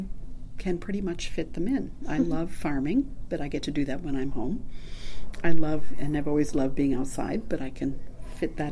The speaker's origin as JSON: {"language": "English", "area": "Long Island", "region": "New York", "country": "United States", "tie": "born or raised there", "also_born_or_lived": "Massachusetts / New Hampshire / Northern California / Georgia", "moved": "as an adult", "said": "I grew up on Long Island in New York."}